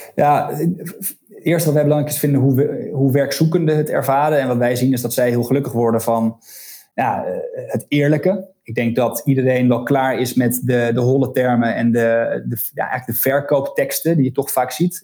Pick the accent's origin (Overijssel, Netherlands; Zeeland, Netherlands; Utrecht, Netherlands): Overijssel, Netherlands; Deventer; moved away as an adult; also born or lived in Leiden / Amsterdam; now in Scheveningen, Netherlands; Ik ben geboren in Deventer, ehm, daar opgegroeid.